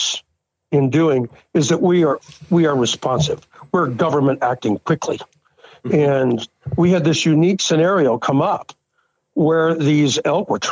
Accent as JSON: {"language": "English", "town": "Gretna", "region": "Nebraska", "country": "United States", "said": "I'm from Gretna, Nebraska."}